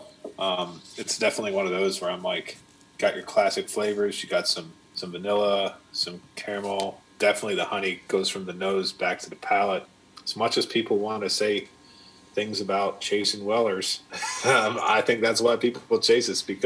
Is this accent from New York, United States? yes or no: no; Ohio, United States; now in Kentucky, United States; I'm an Ohio boy, born and raised